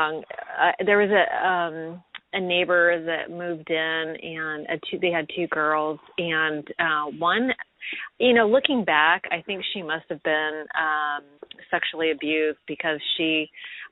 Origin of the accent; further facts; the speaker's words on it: San Jose, California, United States; I grew up in the San Jose Bay Area